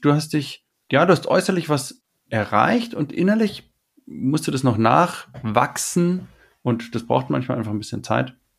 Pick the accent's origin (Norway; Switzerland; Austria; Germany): Germany; wir sind jetzt bei den Deutschland aufgewachsen